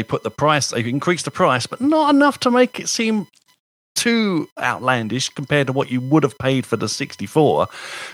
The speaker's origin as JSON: {"language": "English", "country": "United Kingdom", "said": "As a Brit"}